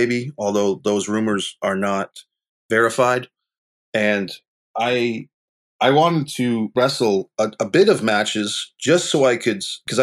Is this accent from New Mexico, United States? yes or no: no; Arlington, Virginia, United States; also born or lived in Rhode Island; I spent my childhood going back and forth between Northern Virginia for elementary school, middle school, and high school